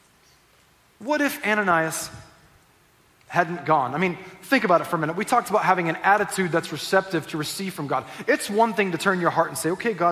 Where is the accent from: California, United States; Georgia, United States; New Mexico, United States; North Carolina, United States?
California, United States; Southern; also born or lived in Northwest Arkansas; I was born in Northwest Arkansas. I grew up here in Southern California